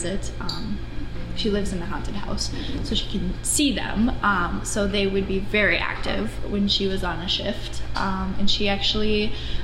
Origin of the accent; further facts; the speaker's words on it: Anoka, Minnesota, United States; I grew up in Anoka